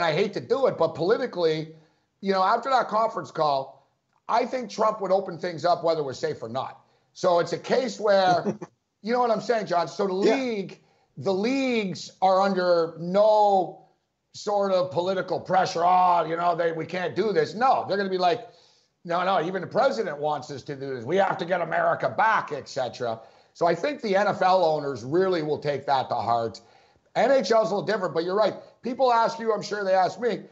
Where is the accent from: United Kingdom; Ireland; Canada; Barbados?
Canada; Montreal, Quebec; also born or lived in Los Angeles; now in New York, United States; I'm from Montreal originally. I live in New York right now.